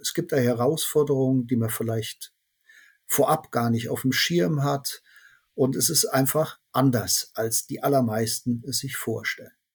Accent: Cologne, North Rhine-Westphalia, Germany; wir kommen aus Köln

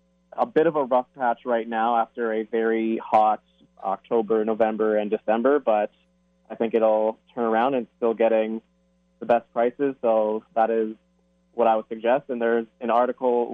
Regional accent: Toronto, Ontario, Canada; I am from Toronto

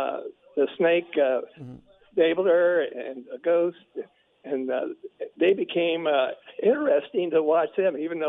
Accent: Oklahoma, United States; also born or lived in Oakland, California; now in Las Vegas, United States; I'm originally from Oklahoma. Excuse me. And then I went to Oakland, California.

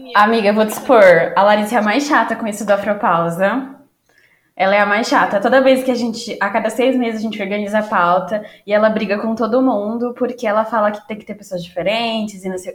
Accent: São Paulo, Brazil; como paulistana

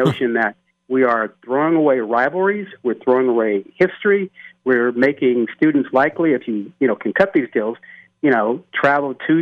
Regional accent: Oakland, California, United States; I grew up in Oakland

